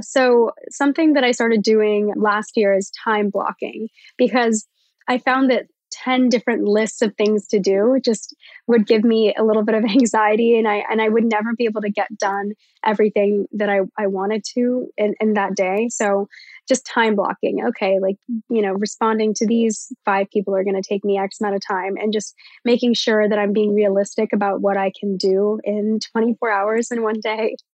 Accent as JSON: {"language": "English", "region": "Virginia", "country": "United States", "said": "I'm from Virginia."}